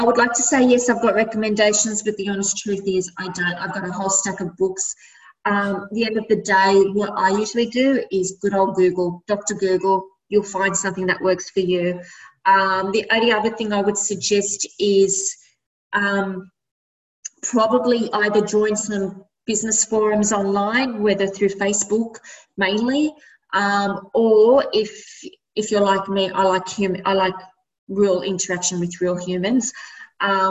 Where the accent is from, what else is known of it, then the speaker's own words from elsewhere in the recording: Sydney, New South Wales, Australia; Born and bred in Redfern, which is why I named my brand Redfern